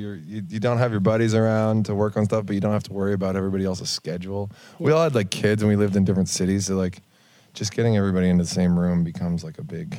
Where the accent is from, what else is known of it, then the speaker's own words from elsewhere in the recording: Washington, District of Columbia, United States; I grew up in Washington, D.C.